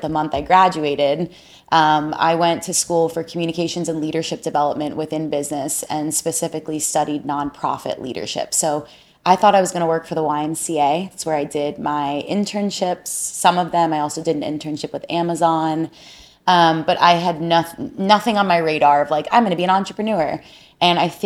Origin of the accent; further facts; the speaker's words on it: South Florida, United States; born and raised in South Florida, a South Florida baby